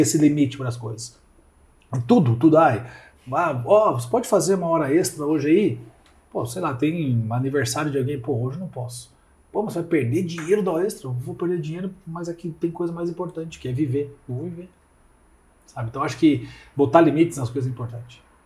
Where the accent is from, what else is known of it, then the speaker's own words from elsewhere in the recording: Curitiba, Paraná, Brazil; Nasci em Curitiba, sou curitibano desde sempre